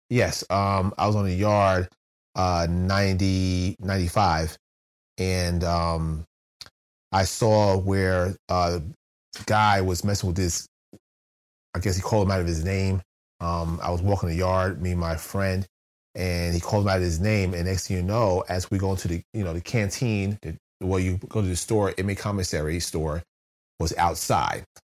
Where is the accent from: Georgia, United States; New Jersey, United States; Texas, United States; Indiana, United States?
New Jersey, United States; moved away as an adult; also born or lived in West Virginia; I'm, I'm from New Jersey.